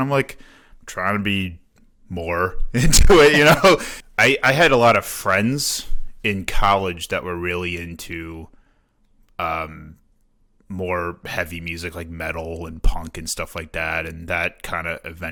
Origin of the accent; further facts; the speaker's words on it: South Chicago suburbs, Illinois, United States; moved away as an adult; now in Milwaukee, United States; I'm from Illinois. I grew up in the South Chicago suburbs, came up here for school at UWM